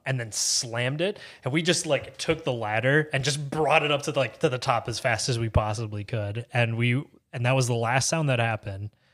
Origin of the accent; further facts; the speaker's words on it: Bradford, Pennsylvania, United States; moved away; It's a little town called Bradford, Pennsylvania